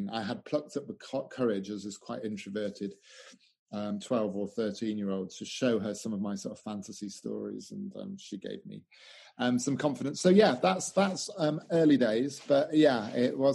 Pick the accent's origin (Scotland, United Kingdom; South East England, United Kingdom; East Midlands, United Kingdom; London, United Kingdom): East Midlands, United Kingdom; Newark; I grew up in England, I, I, predominantly from the age of eight to 18, I was in a town called Newark